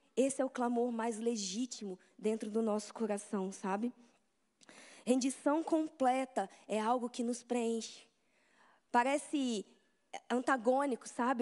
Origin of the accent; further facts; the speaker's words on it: Vitória, Espírito Santo, Brazil; eu sou de Vitória, no Espírito Santo